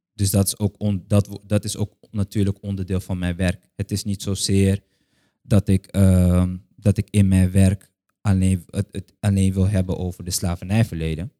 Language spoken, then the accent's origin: Dutch; Curaçao; ik een kind ben van Curaçao